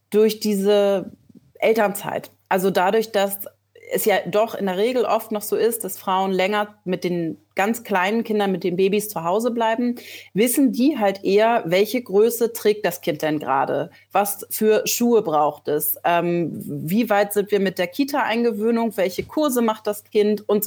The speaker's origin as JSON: {"language": "German", "region": "Schleswig-Holstein", "country": "Germany", "tie": "born there", "also_born_or_lived": "Berlin", "lives_now": "Hamburg, Germany", "said": "Ich bin auch ein gebürtiges Nordlicht. Ich komme aus Schleswig-Holstein, habe aber die letzten zehn Jahre in Berlin gelebt"}